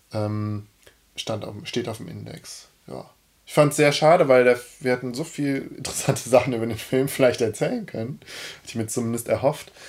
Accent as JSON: {"language": "German", "town": "Cologne", "region": "North Rhine-Westphalia", "country": "Germany", "said": "ich als, als Kölner"}